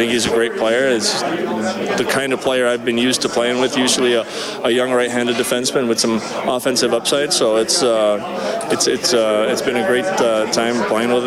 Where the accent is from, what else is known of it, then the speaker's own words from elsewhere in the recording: Sweden; moved away as an adult; also born or lived in Tennessee / Nashville; now in Edmonton, Canada; We're from Sweden